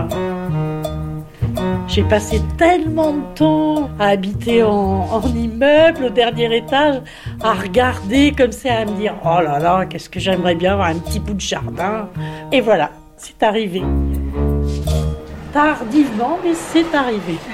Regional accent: Caen, Normandy, France; Je suis née ici, à Caen, il y a 68 ans maintenant. Ma famille est originaire de Bretagne. Ils ont quitté la Bretagne euh, après la guerre

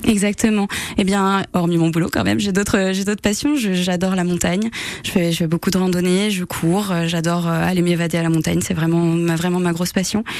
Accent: Réunion; now in Aix-les-Bains, France; j'ai grandi à la Réunion

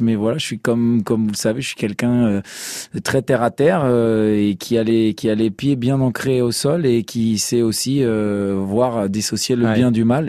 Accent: Strasbourg, Grand Est, France; Moi aussi, je viens de Strasbourg comme vous

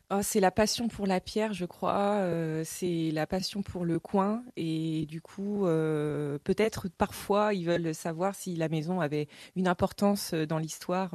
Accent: Cléguérec, Brittany, France; j'ai grandi à Cléguérec

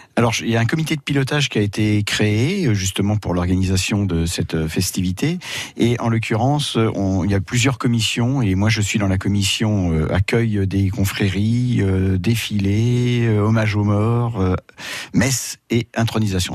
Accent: Saint-Père, Bourgogne-Franche-Comté, France; born or raised there; also born or lived in Paris

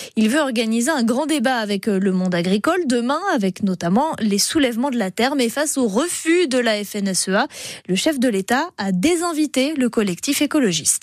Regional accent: Alsace, Grand Est, France; Chez nous en Alsace

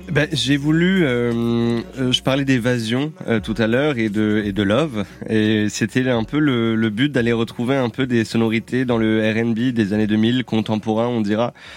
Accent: Réunion; je suis originaire de la Réunion

